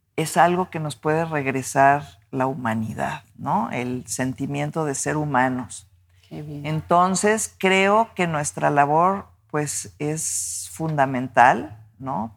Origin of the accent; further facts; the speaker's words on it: Mexico City, Mexico; moved away as an adult; now in Guadalajara, Mexico; esas calles en las que crecí. Yo pues fui una niña de la colonia del Valle, ¿no? Bueno, nací en Miscuac, en la Ciudad de México